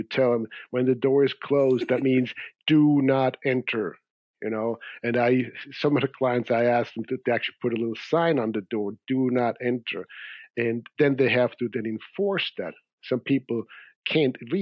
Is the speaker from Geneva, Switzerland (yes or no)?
no; Zurich, Switzerland; moved away; I grew up in Switzerland in Zurich